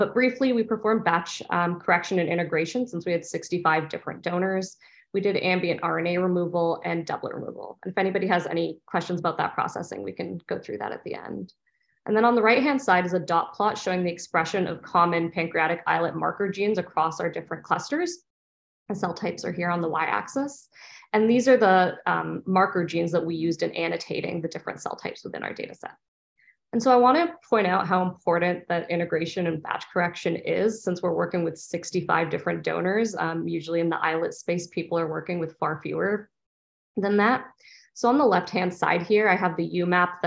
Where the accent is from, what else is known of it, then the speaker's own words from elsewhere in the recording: Canada; moved away as an adult; also born or lived in Ontario, Canada / Boston, United States; now in San Diego, United States; I'm originally from Canada